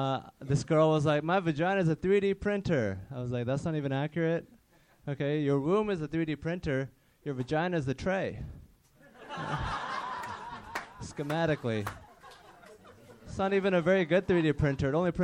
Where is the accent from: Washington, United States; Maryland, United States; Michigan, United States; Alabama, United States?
Washington, United States; Seattle